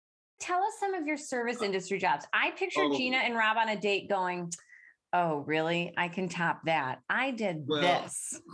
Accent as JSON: {"language": "English", "region": "Michigan", "country": "United States", "moved": "as an adult", "said": "Because I'm from Michigan."}